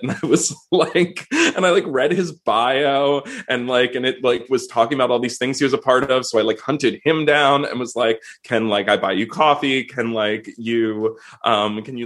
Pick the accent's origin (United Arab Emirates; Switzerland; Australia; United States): United States; Swarthmore, Pennsylvania; I grew up near Swarthmore College, so I took like collegiate classes at the college when I was in high school